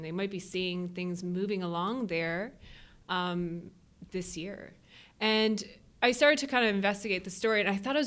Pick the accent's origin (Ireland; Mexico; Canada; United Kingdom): Canada; Newfoundland and Labrador; now in Vancouver, Canada; I'm a Newfoundlander